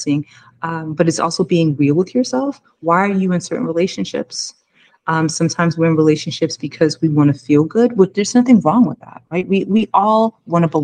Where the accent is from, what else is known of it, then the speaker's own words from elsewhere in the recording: United States; I came from America